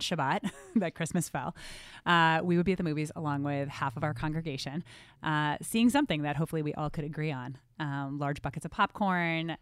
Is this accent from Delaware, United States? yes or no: no; New Jersey, United States; moved away; I grew up in New Jersey. Yes, I hide it well, but I fully from New Jersey